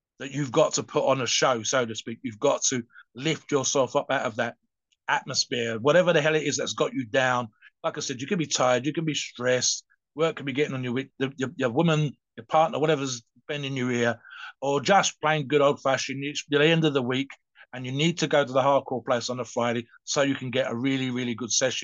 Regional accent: London, United Kingdom; I'm a Londoner, born and bred

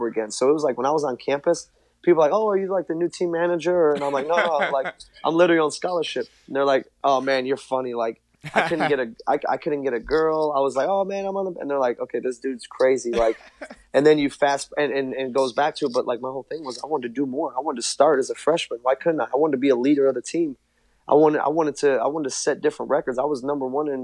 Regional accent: Chicago, Illinois, United States; growing up in Chicago, being really the biggest Bulls fan

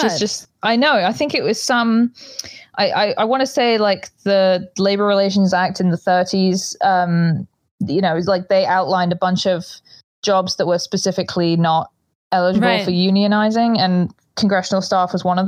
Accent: United Kingdom; moved away; I'm British. My stepdad's a doctor.

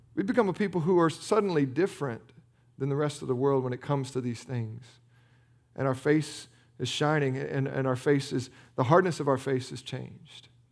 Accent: United States; we're American, we're Protestant Americans.

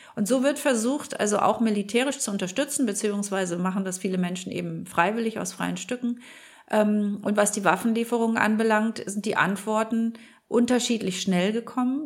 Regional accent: Germany; wir als Deutsche

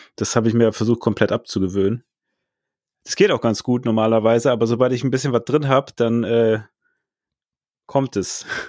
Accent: Northern Germany, Germany; also born or lived in Hannover; ich also als Norddeutscher

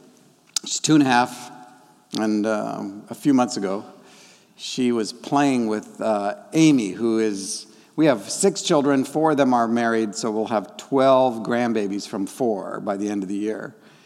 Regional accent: Papua, Indonesia; first language Dani; English is a second language; The tribal folk, the Dani, raised me. And they taught me my first language. My parents were doing the missionary thing, and that means they were really busy.

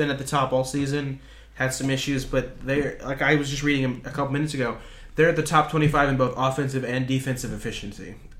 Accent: Illinois, United States

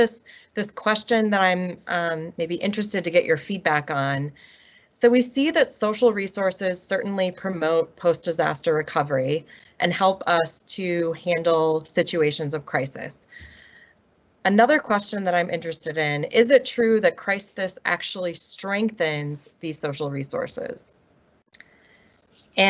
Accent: Milwaukee, Wisconsin, United States; my hometown of Milwaukee, Wisconsin

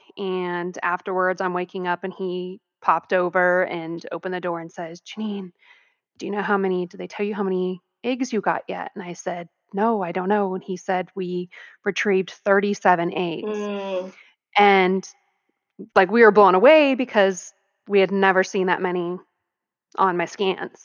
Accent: Arizona, United States; moved away; also born or lived in California; I'm actually from Arizona. So at the time I lived in California though

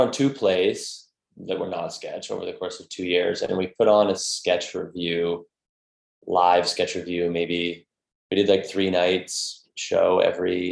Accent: Toronto, Ontario, Canada; moved away as an adult; also born or lived in New York; I'm originally from Toronto

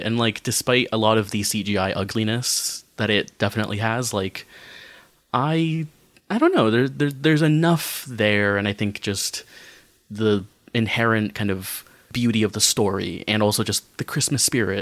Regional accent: United States; growing up in America

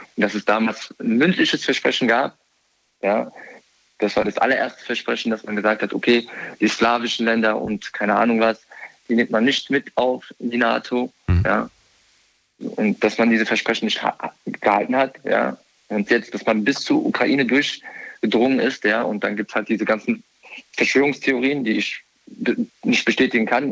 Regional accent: near Frankfurt, Hesse, Germany; ich komme aus der Umgebung von Frankfurt

